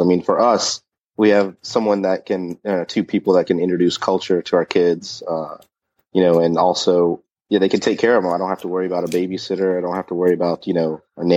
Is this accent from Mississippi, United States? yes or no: no; Charlotte, small town Georgia, United States; now in Charlotte, United States; In the 80s, I grew up here in Charlotte. And then in like 88, we moved to small town Georgia